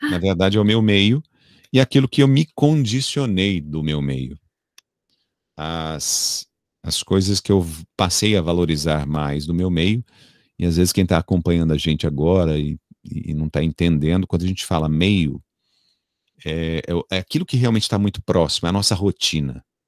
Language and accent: Portuguese; São Paulo, Brazil; moved away as an adult; eu sou natural de São Paulo, então eu vivi até meus 23, 20 e poucos anos em São Paulo